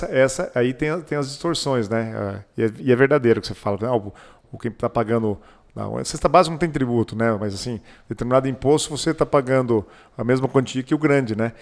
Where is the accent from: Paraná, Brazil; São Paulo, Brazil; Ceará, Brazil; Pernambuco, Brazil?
Paraná, Brazil; Pato Branco; also born or lived in Maringá / Joinville; Eu sou nascido em Maringá, criado em Pato Branco